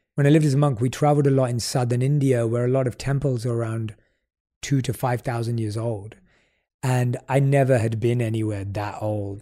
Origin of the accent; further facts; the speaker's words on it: London, United Kingdom; growing up in London